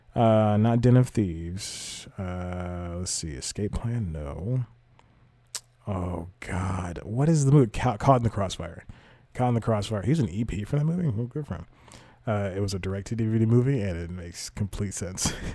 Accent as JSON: {"language": "English", "region": "the South", "country": "United States", "said": "the Southern gentleman"}